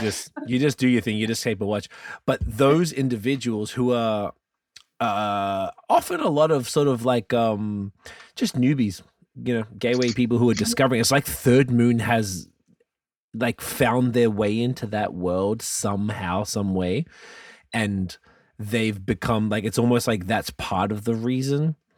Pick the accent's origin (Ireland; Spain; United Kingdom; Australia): Australia; moved away; I'm from Australia